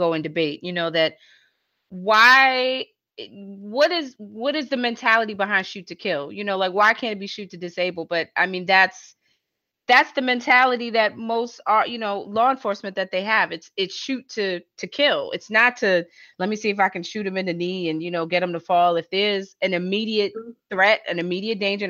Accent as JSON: {"language": "English", "region": "New York", "country": "United States", "tie": "born or raised there", "said": "growing up in New York"}